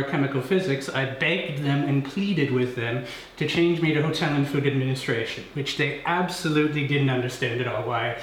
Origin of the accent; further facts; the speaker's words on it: Canada; now in Cologne, Germany; the part of Canada where I'm from